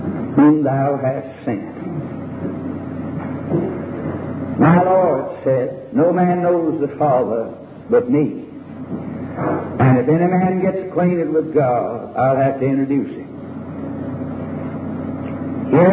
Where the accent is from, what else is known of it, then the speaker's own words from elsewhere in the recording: Winston-Salem, North Carolina, United States; in my hometown, Winston-Salem